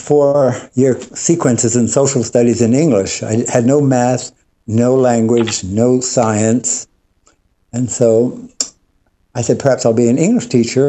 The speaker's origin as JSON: {"language": "English", "town": "Yonkers", "region": "New York", "country": "United States", "tie": "born or raised there"}